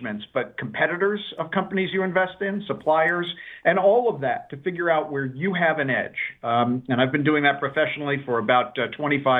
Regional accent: New York City, New York, United States; I grew up in New York City during the financial crisis.

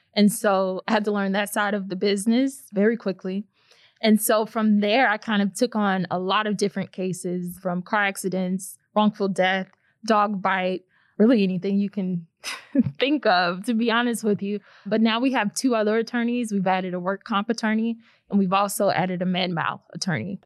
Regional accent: St. Louis, Missouri, United States; I was born and raised in St. Louis, Missouri. Grew up here my whole life.

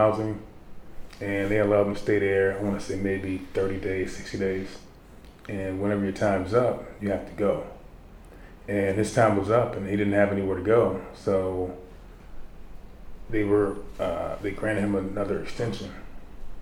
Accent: Baltimore, Maryland, United States; Growing up in Baltimore, I grew up maybe about 10 blocks from Freddie Gray

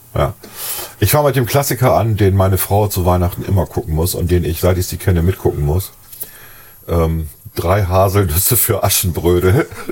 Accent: Germany

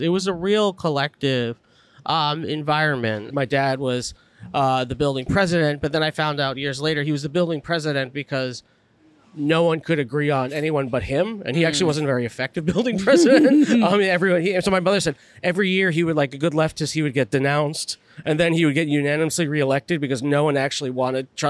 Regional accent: New York City, New York, United States; I grew up in the Upper West Side.

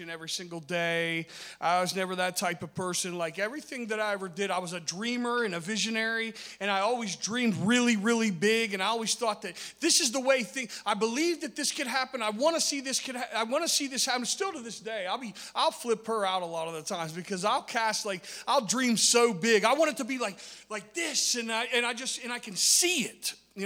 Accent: Parkersburg, West Virginia, United States; I'm from Parkersburg, West Virginia.

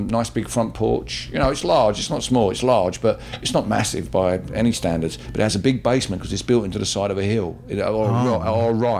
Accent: United Kingdom; we in the British Empire

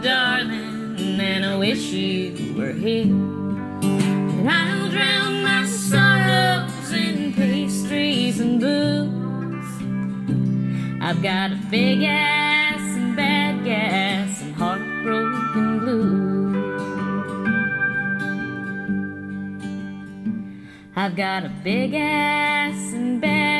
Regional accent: Portland, Oregon, United States; also born or lived in California; as a teenager, like, kind of growing up in Portland

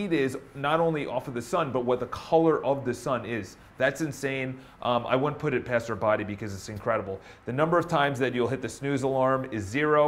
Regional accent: Ireland; I'm Irish

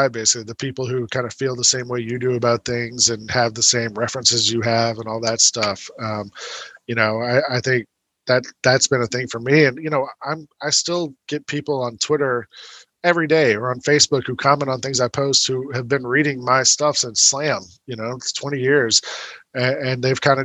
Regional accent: Atlanta, Georgia, United States; I grew up in Atlanta in the '80s

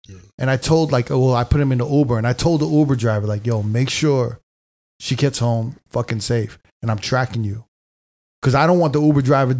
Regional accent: New York, United States; maybe because I grew up in New York.

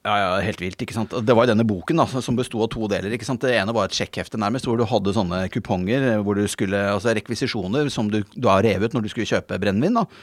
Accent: Bærum, Akershus, Norway; jeg kommer fra Bærum, ikke sant, så jeg var en sånn liberal tulling fra Bærum

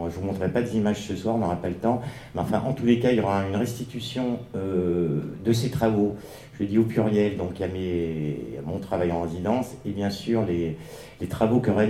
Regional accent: Paris, Île-de-France, France; Ah, je suis parisien, excusez-moi.

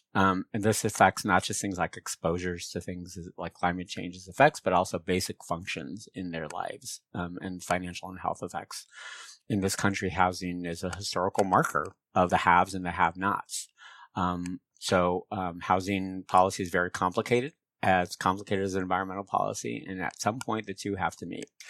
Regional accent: San Francisco Bay Area, California, United States; My folks were rural farmers in Mexico, but I grew up in the San Francisco Bay Area

